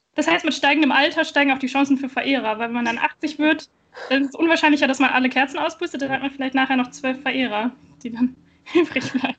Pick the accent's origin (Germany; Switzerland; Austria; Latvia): Germany; Wilhelmshaven, Lower Saxony; moved away; ich komme ja ähm, aus Wilhelmshaven ursprünglich